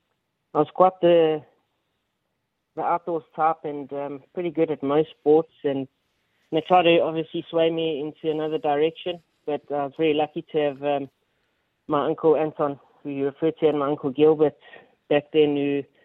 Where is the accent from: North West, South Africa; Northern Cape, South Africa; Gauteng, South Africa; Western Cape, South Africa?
Gauteng, South Africa; Johannesburg; moved away as an adult; also born or lived in Durban; now in Australia; I was born in Johannesburg. Was raised in Johannesburg for a long time, and then made my transition down to Durban